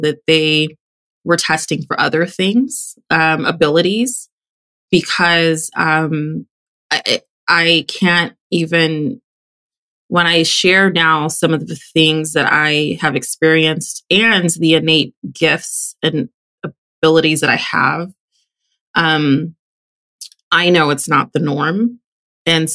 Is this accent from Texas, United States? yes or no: yes; Texas, United States; I grew up in Texas